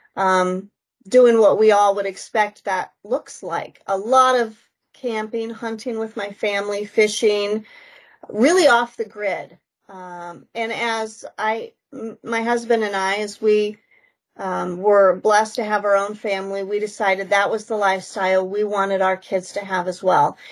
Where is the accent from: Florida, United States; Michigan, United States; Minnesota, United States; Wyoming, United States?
Wyoming, United States; moved away as an adult; also born or lived in South Dakota; now in Vermillion, United States; I grew up in Wyoming, kind of the mountains of Wyoming, born and raised there